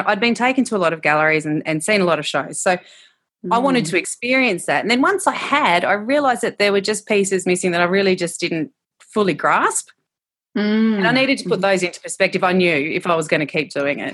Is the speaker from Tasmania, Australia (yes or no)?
yes; Tasmania, Australia; I was brought up in Tasmania and I'm in Devonport